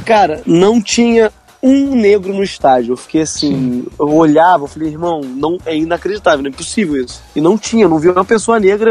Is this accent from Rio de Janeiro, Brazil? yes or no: yes; Campos dos Goytacazes, Rio de Janeiro, Brazil; da cidade onde eu nasci. Goitacazes de Campos dos Goitacazes